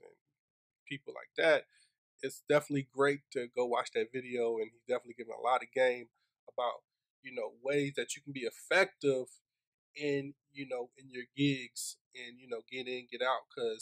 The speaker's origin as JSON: {"language": "English", "town": "Laurinburg", "region": "North Carolina", "country": "United States", "moved": "yes", "said": "I'm from Lawrence, you ain't never heard of it"}